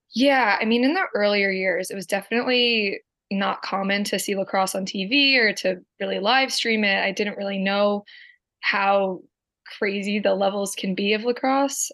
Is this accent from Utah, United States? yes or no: no; Medford, New Jersey, United States; Born and raised Medford, New Jersey